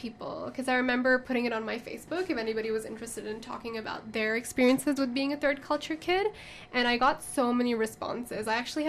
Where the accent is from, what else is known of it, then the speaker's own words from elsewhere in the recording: Hong Kong; because I grew up in Hong Kong, but I'm Pakistani.